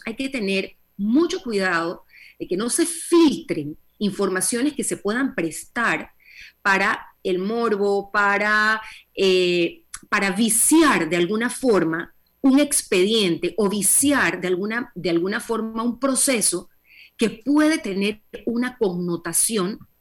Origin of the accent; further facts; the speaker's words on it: Panama; como panameños